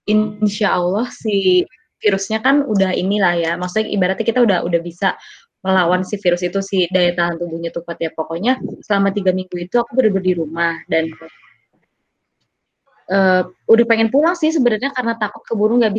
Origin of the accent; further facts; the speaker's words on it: Jakarta, Indonesia; Karena Pak RW tahu gitu loh kalau kalau aku dari Jakarta